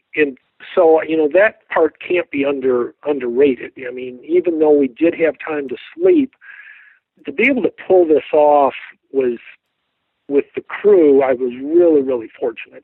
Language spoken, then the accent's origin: English; Midwest, United States; I was from the Midwest.